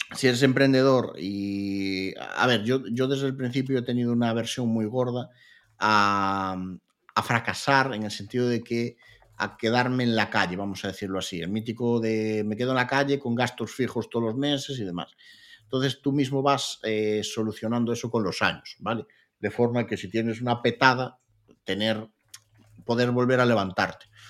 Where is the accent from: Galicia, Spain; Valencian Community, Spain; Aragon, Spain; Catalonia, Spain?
Galicia, Spain; Lugo; yo soy de Lugo